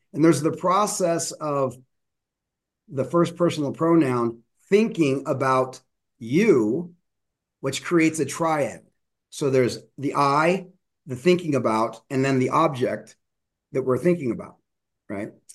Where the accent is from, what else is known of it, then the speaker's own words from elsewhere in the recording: Denver, Colorado, United States; I grew up in Denver